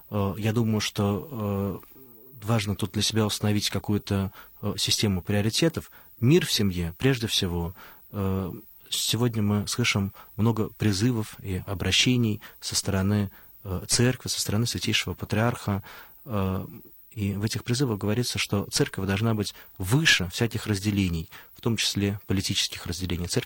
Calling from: Moscow, Russia; Здравствуйте, во-первых … я из Москвы.

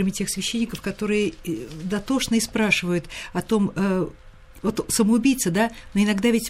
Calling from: Murmansk, Murmansk Oblast, Russia; Я преподаватель из Мурманска.

